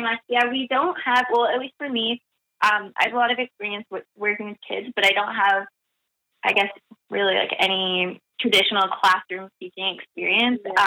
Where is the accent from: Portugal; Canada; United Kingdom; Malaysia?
Canada; Battleford, Saskatchewan; moved away as an adult; now in Montreal, Canada; I'm from Battleford, Saskatchewan, and I'm currently living now in Montreal